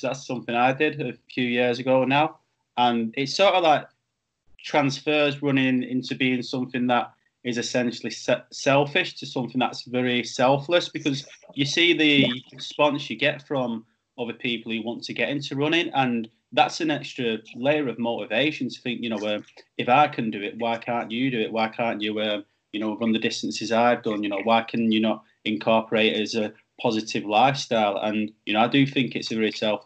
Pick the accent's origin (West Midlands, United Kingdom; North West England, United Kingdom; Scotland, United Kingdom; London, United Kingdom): North West England, United Kingdom; Oldham; even though I'm from Manchester, I am officially from Oldham